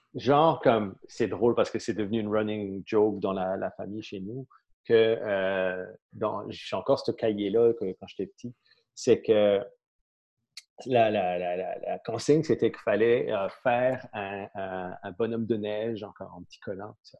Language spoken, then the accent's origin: French; St. Pierre & Miquelon; moved away as an adult; je suis né à Saint-Pierre-et-Miquelon.